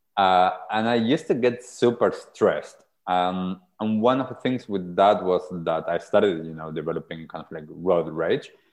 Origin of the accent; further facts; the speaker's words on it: Argentina; now in New Zealand; so I grew up in Argentina. I'm originally from Argentina.